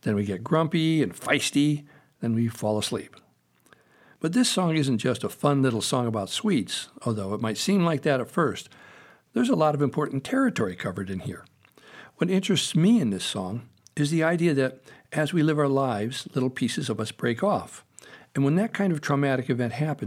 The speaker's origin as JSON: {"language": "English", "town": "Meriden", "region": "Connecticut", "country": "United States", "tie": "born or raised there", "said": "When I was little, growing up in Meriden, Connecticut"}